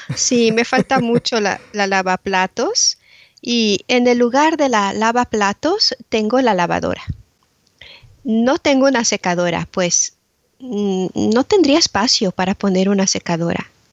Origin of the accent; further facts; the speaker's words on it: Mexico City, Mexico; now in Braintree, United Kingdom; nací y crecí en Ciudad de México